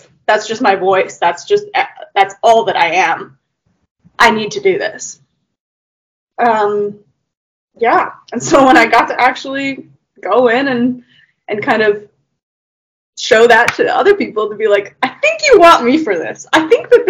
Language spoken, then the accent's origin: English; Canada; I'm from Canada